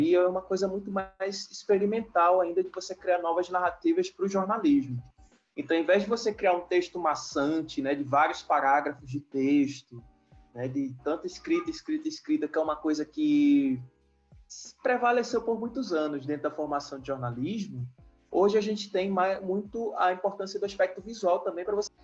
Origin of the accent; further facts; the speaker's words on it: Macapá, Amapá, Brazil; moved away as an adult; also born or lived in Fortaleza / Salvador / Málaga; Macapá, que é a cidade onde eu nasci, morei, me criei